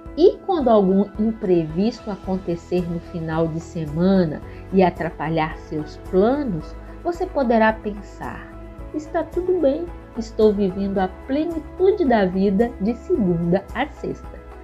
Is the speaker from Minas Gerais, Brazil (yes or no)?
yes; Belo Horizonte, Minas Gerais, Brazil; Eu sou mineira de Belo Horizonte